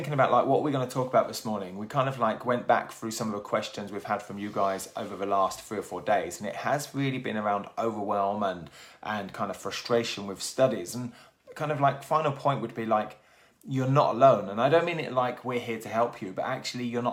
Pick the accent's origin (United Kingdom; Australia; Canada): United Kingdom; Milton Keynes, South East England; also born or lived in Plymouth; now in Newquay, United Kingdom; I grew up in Milton Keynes